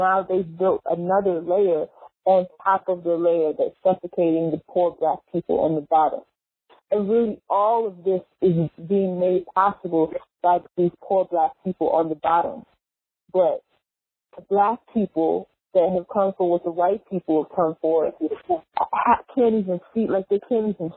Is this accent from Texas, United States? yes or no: no; New York, United States; I'm from New York